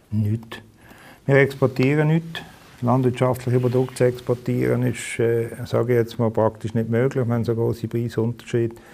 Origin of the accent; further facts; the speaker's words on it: Basel, Basel-Stadt, Switzerland; bin in Basel aufgewachsen